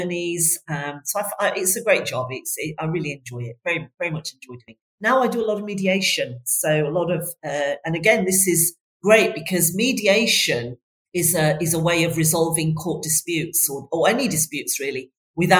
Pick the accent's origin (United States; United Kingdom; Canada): United Kingdom; Bradford, Yorkshire and the Humber; moved away; I'm from Bradford originally. I don't know if you can still hear that in my accent, but I'm originally from Bradford